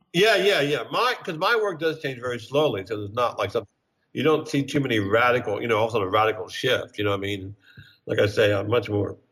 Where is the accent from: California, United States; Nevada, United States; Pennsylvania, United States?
Pennsylvania, United States; Bryn Mawr; born or raised there; moved away as an adult; also born or lived in Kansas City; now in New York, United States